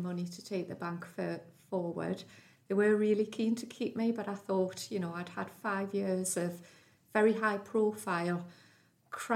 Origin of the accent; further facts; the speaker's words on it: South Tyneside, North East England, United Kingdom; also born or lived in Wardley, Gateshead; I was born in Wardley Gateshead, but went to school in South Tyneside